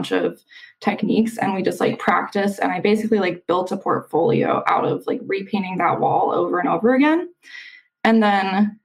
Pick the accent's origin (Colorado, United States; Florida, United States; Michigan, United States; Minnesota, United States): Colorado, United States; Denver; moved away as an adult; also born or lived in Seattle; now in Washington, United States; I grew up in Denver